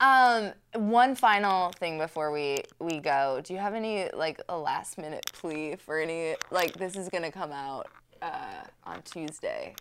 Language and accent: English; Minnesota, United States; moved away; where I'm from in Minnesota